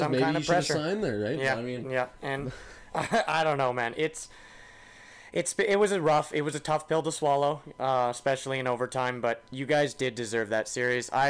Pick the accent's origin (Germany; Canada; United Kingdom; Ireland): Canada; Alberta; Exactly. Right? Like, as a Canadian.